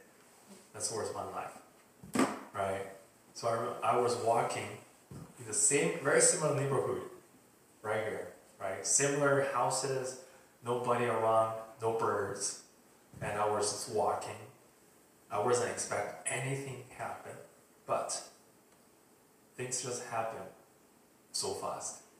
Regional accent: China; moved away; I'm from China

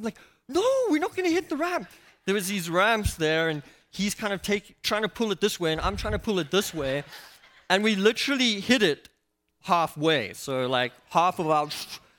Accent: South Africa; And I come from South Africa

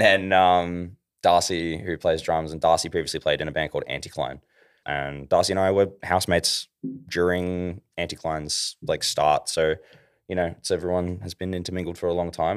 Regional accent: Ballarat, Victoria, Australia; also born or lived in Melbourne; I'm from Ballarat

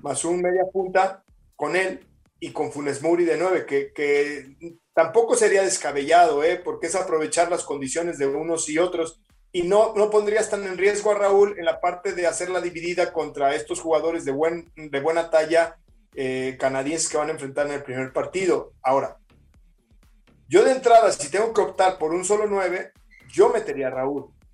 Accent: Mexico; como mexicano

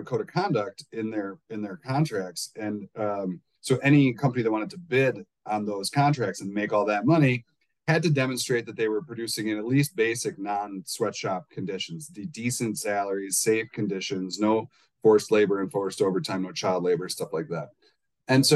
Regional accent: Midwest, United States; I'm from the Midwest.

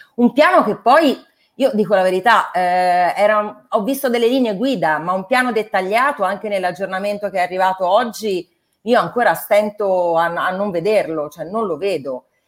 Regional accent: Tuscany, Italy; Io vengo dalla Toscana

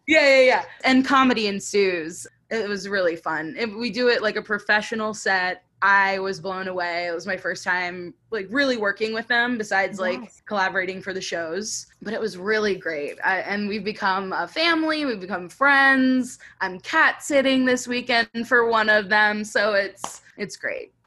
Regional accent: Fort Myers, Florida, United States; I was born in Fort Myers, Florida. I was born and raised there, same house

